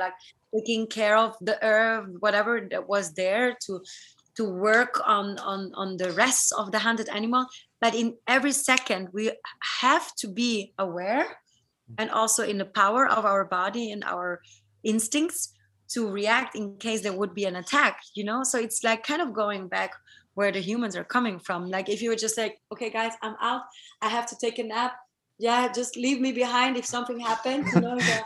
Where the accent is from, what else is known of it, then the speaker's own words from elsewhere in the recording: South Tyrol, Trentino-Alto Adige, Italy; now in Berlin, Germany; I come from South Tyrol, from this Colorado similar part of Italy